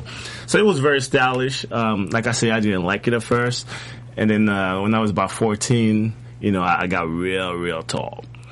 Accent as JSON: {"language": "English", "country": "Côte d’Ivoire", "tie": "born or raised there", "also_born_or_lived": "Paris, France", "moved": "yes", "lives_now": "United States", "said": "I'm originally from the Ivory Coast in West Africa. Mm-hmm. Born and raised."}